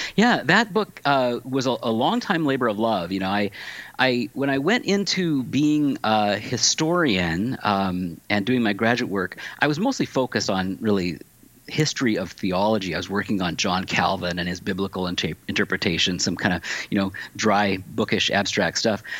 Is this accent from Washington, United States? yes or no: yes; Tacoma, Washington, United States; also born or lived in California; now in Pittsburgh, United States; I come from Washington State originally.